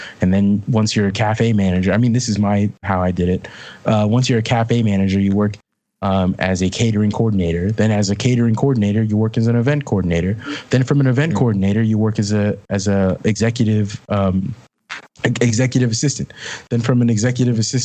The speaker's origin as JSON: {"language": "English", "town": "Sunnyvale", "region": "California", "country": "United States", "tie": "born or raised there", "said": "I grew up in the Bay Area, and I grew up in Sunnyvale"}